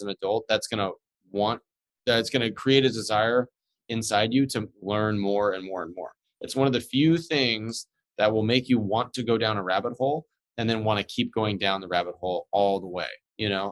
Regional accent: United States; I'm an American

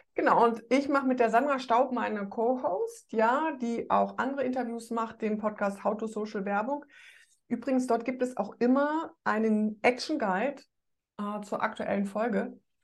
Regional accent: Rhineland, Germany; ich bin Rheinländerin

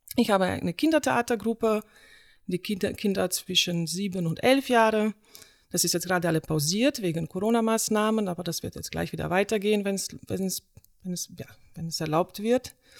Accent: Slovenia; German is a second language; also born or lived in Iran; now in Aachen, Germany; in meine Heimat nach Slowenien

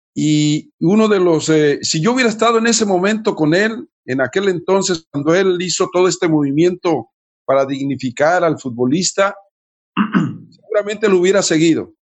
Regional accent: Nayarit, Mexico; moved away; Jalisco, Nayarit, mi tierra, mi pueblo

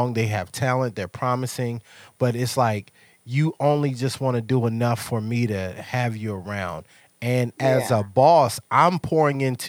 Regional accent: Mississippi, United States; moved away; I'm from Mississippi

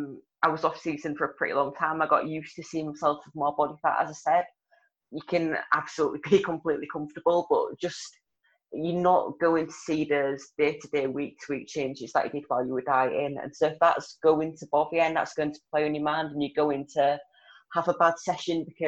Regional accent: Hull, Yorkshire and the Humber, United Kingdom; accent: broad; also born or lived in Leeds area, West Yorkshire; now in Leeds, United Kingdom; So I'm from Hull in Yorkshire. I live in West Yorkshire now, so I'm like Leeds area

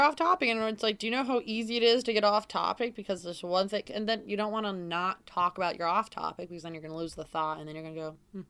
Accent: New York, United States; Like, I'm from Central New York.

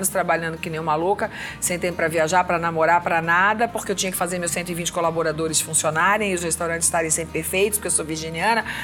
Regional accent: Northeast Region, Brazil; now in São Paulo, Brazil; cachumba, como se chama aqui em São Paulo, que eu sou nordestina

